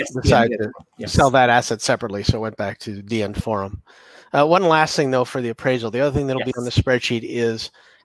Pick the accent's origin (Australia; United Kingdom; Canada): Canada; I'm Canadian